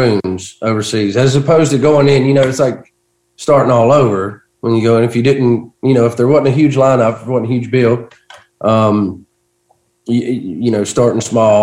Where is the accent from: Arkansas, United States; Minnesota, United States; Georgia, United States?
Georgia, United States; my hometown in Georgia